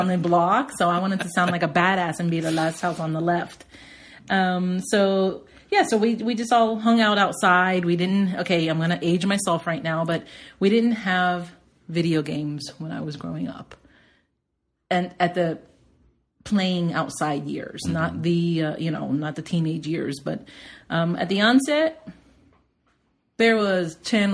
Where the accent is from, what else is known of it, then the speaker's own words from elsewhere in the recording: Palm Springs North, Florida, United States; I grew up in Palm Springs North, which many will say is Hialeah, many will say is Carroll City.